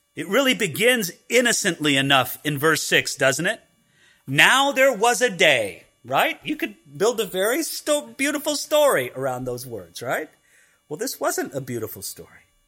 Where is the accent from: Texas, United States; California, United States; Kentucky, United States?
California, United States; when I grew up in California, I knew what a hedge was